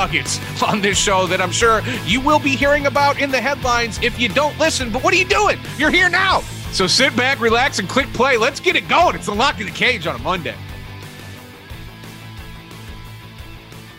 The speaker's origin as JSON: {"language": "English", "town": "South Bend", "region": "Indiana", "country": "United States", "tie": "born or raised there", "moved": "as an adult", "lives_now": "Las Vegas, United States", "said": "I've been in Vegas 15 years, but I grew up in South Bend."}